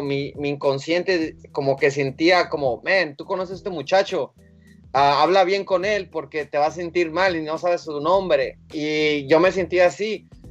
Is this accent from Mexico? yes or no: yes; Mexico; somos mexicanos y, latinos